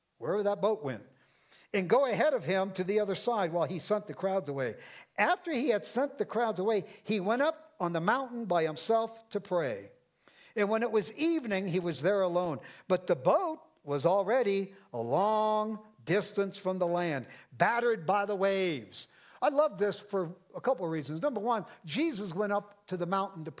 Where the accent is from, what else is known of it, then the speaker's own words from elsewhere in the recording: Ireland; I'm an Irishman